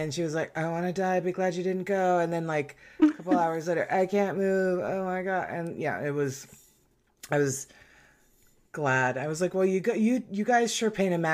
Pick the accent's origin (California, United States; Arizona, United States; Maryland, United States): Arizona, United States; moved away; I am from Arizona